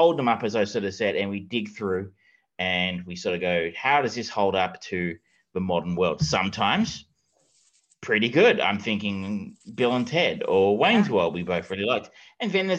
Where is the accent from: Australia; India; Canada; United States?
Australia; Geelong, Victoria; I am from Geelong